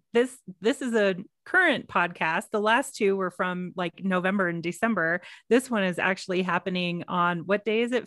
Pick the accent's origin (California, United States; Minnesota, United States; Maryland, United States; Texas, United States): Texas, United States; I am from Texas